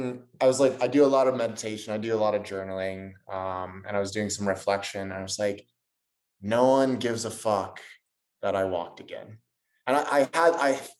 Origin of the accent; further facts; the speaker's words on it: San Diego, California, United States; accent: Southern California; moved away; I grew up in Southern California, in San Diego.